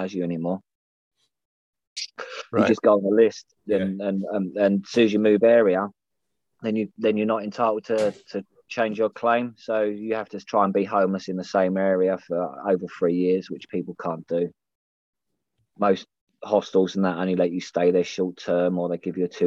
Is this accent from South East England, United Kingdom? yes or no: no; London, United Kingdom; growing up in East London, you see a lot of grows.